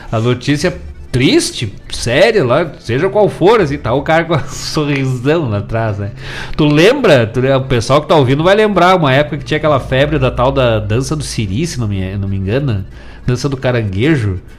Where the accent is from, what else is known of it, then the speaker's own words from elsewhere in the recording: Bom Jesus, Rio Grande do Sul, Brazil; Eu sou da Serra, sou de Bom Jesus lá. Amo a Serra Gaúcha.